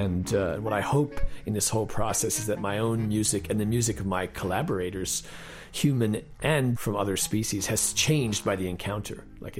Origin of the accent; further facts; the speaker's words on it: Connecticut, United States; Well, I grew up in Connecticut, kind of in the suburban countryside